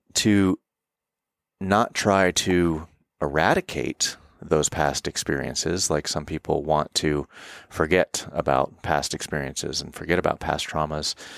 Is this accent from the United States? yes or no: yes; Florida, United States; moved away as an adult; now in Colorado, United States; I'm living in Colorado and I was born in Florida